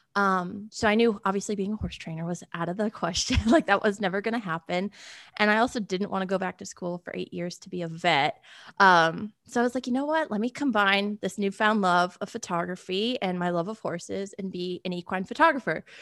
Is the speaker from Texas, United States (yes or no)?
no; Connecticut, United States; now in Nashville, United States; I'm originally from Connecticut. I was born and raised there